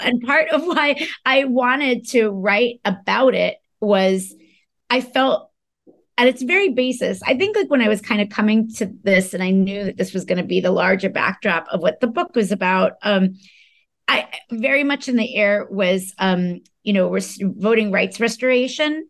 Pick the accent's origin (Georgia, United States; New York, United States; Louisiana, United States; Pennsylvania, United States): New York, United States; my experience growing up in New York